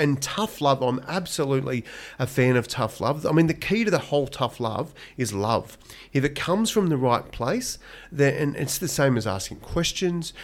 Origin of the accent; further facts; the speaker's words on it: Donald, Victoria, Australia; I was born in Donald, in country Victoria